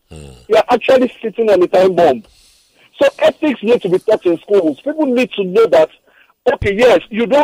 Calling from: Osun, Nigeria; I'm calling you from Osun State.

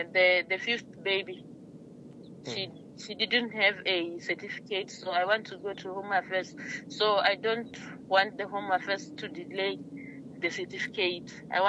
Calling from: Limpopo, South Africa

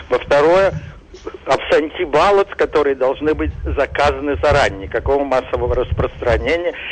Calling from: New Jersey, United States; Добрый день … я из Нью-Джерси.

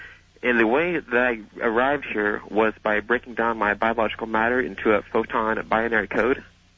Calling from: Kansas, United States; I'm calling from Kansas. I wouldn't like to reveal my exact location.

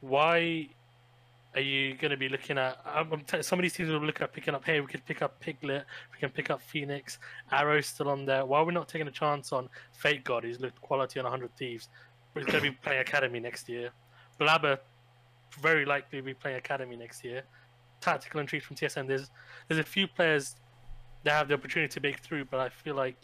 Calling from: United Kingdom; I'm calling from the UK

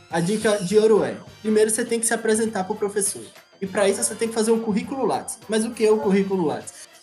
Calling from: Valente, Bahia, Brazil; eu falo diretamente da quarentena na cidade de Valente, a capital do Cisal da Bahia.

